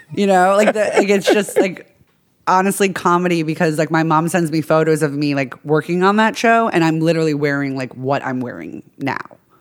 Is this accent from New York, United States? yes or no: yes; Long Island, New York, United States; I'm from Long Island, New York.